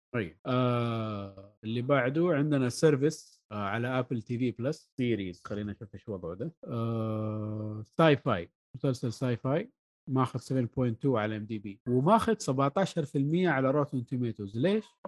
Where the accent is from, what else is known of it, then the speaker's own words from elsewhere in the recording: Saudi Arabia; عندنا في السعوديه